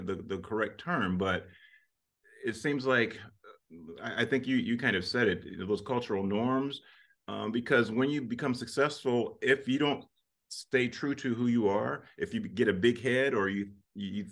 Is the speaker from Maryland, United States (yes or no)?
yes; Salisbury, Maryland, United States; the Eastern Shore where I grew up